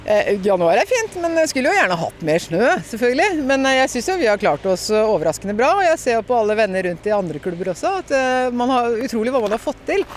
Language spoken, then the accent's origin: Norwegian; Norway